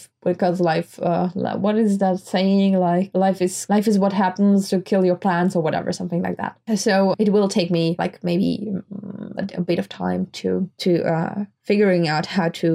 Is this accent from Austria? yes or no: yes; Graz, Styria, Austria; we don't have a Starbucks in Graz, in my hometown.